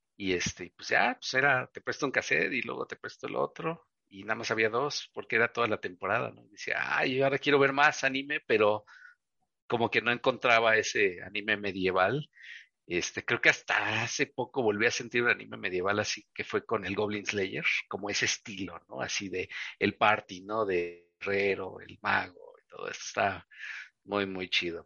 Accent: Veracruz, Mexico; now in Mexico City, Mexico; como soy del puerto de Veracruz

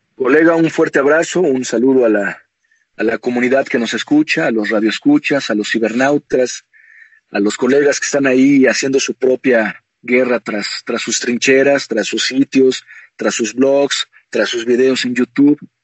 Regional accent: Mexico; como mexicano, como guerrero azteca, a pesar de que mi apellido es extranjero, yo nací aquí en México

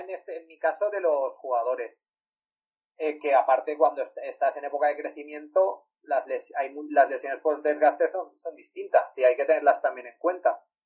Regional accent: Valencia, Valencian Community, Spain; yo soy de Valencia

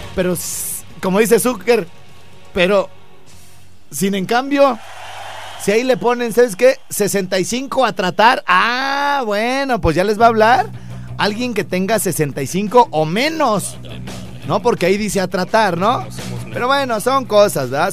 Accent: Morelia, Michoacán, Mexico; una colonia jodidona como la donde yo nací puede ser Jardines del Rincón

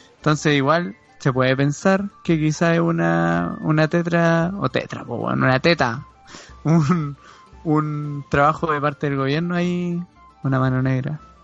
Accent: Chile; nosotros acá como somos chilenos

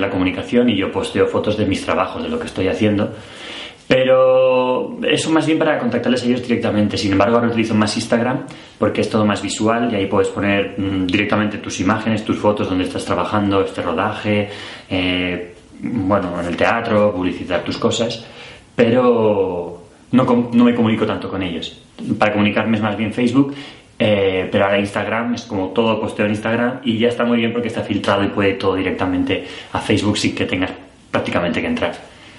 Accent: Spain; now in Brussels, Belgium; soy español, vivo en Bruselas desde hace seis años

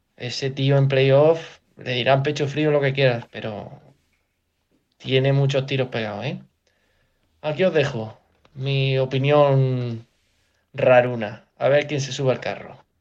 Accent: Jaén, Andalusia, Spain; soy de Jaén

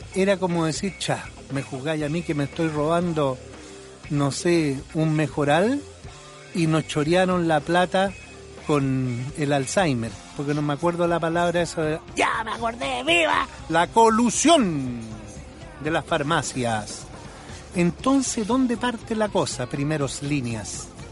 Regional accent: Chile

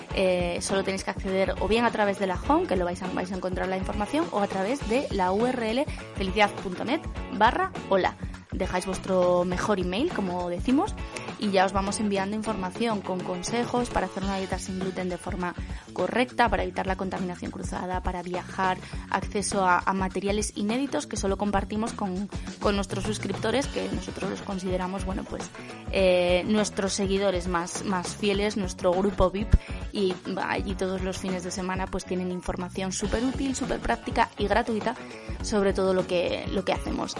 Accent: Asturias, Spain; como asturiana

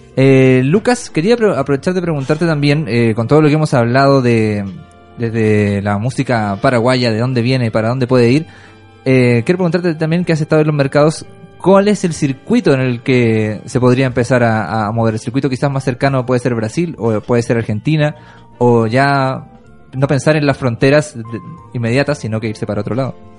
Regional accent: Chile; nuestro país

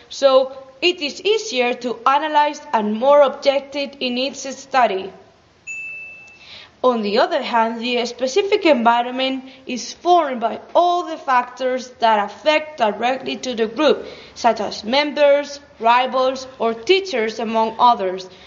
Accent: Basque Country, Spain; from Gipuzkoa.

